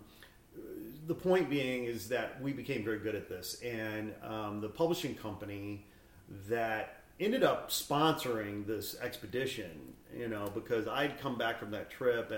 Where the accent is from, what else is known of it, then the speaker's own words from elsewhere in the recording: Northwest Indiana, United States; also born or lived in Gary, Indiana; I was born in Gary, Indiana, you know, and I grew up in Northwest Indiana on Lake Michigan there. So very Midwest